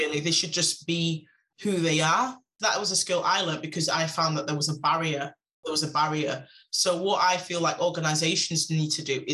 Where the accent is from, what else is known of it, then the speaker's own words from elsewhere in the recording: Manchester, North West England, United Kingdom; I'm really from Manchester.